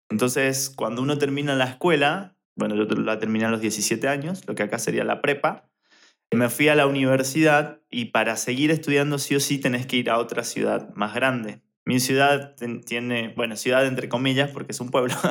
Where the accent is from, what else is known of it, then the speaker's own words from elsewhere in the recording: Argentina; accent: mixture of accents; also born or lived in Buenos Aires / Rosario; soy de Argentina, pero tengo una mezcla de acentos porque del lugar de donde soy se habla de manera diferente, de por sí. Y además, viví en Buenos Aires, que se habla diferente, en Rosario, también en Argentina